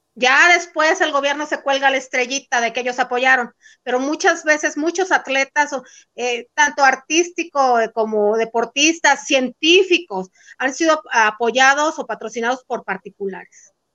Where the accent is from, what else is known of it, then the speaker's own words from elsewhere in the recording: El Fuerte, Sinaloa, Mexico; also born or lived in San Diego; now in Mexico City, Mexico; yo viajé de, en autobús de, aquí de la Ciudad de México a mi tierra, al fuerte